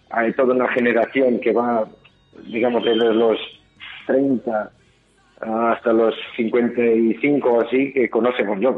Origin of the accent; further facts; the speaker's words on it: Portugal; now in Bilbao, Spain; yo estaba recién llegando de Bilbao, que yo soy de Portugal